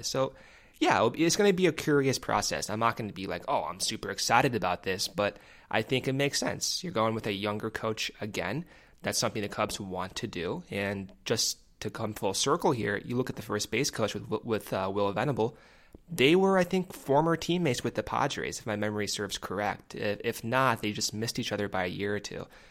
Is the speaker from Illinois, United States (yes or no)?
no; Arizona, United States; moved away; also born or lived in Chicago; I'm from Arizona.